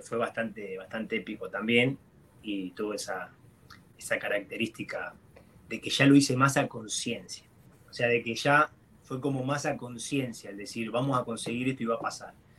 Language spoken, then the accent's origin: Spanish; Lanús, Buenos Aires Province, Argentina; moved away as an adult; also born or lived in Portland; yo soy de la Lanús